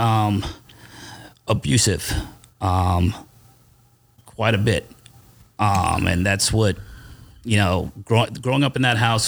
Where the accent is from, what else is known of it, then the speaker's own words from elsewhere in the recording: Holbrook, New York, United States; I was born and raised in Long Island, New York